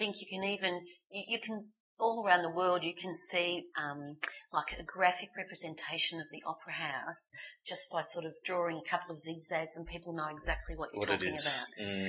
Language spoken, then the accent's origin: English; Australia; people find out I come from Australia